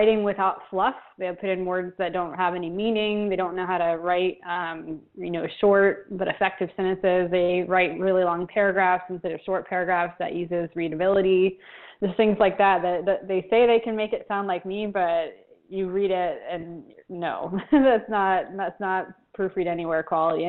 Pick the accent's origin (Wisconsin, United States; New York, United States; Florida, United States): Florida, United States; moved away as an adult; now in Buenos Aires, Argentina; Argentina, but I grew up in Florida